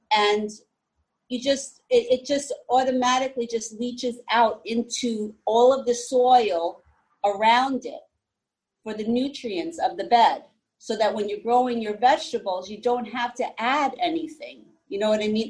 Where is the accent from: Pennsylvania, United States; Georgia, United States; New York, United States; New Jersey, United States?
New Jersey, United States; also born or lived in Texas / Florida; I was born and raised here in New Jersey